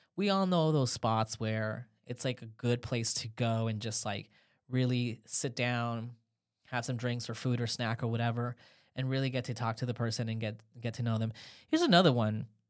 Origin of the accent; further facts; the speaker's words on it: Los Angeles, California, United States; now in Haifa, Israel; I'm from Los Angeles originally